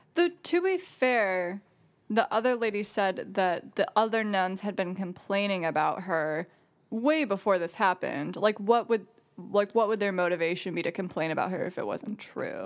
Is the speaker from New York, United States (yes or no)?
no; Jackson, Michigan, United States; I'm from Jackson